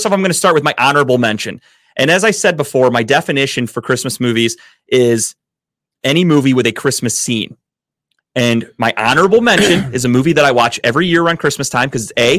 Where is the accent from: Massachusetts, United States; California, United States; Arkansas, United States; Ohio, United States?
Ohio, United States; Cleveland; I am from Cleveland